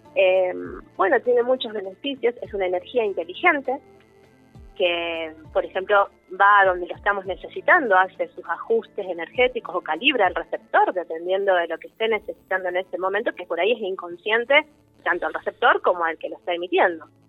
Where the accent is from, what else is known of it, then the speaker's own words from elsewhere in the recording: Rosario, Santa Fe, Argentina; somos de Rosario